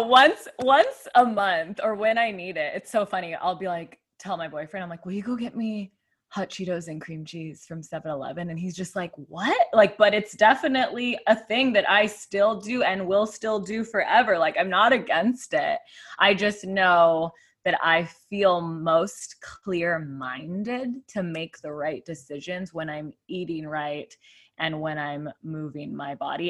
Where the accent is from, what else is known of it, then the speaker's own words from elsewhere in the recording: Tucson, Arizona, United States; moved away as an adult; also born or lived in Phoenix, Arizona; now in San Diego, United States; I grew up in Tucson, Arizona